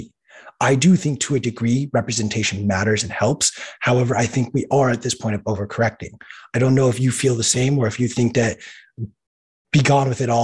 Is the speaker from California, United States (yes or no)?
yes; Los Angeles, California, United States; I grew up in Los Angeles in a suburb